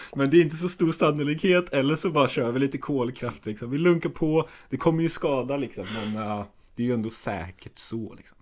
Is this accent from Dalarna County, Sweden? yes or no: no; Gothenburg, Västra Götaland, Sweden; moved away; jag var ju hemma i Göteborg